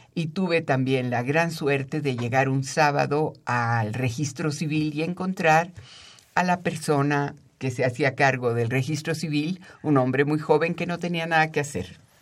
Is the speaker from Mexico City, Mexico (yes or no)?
yes; Mexico City, Mexico; yo soy chilanga, nací aquí y he vivido aquí toda mi vida